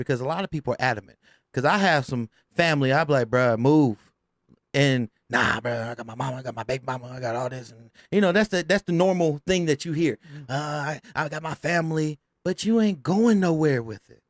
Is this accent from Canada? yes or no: no; Richmond, California, United States; I'm from South Richmond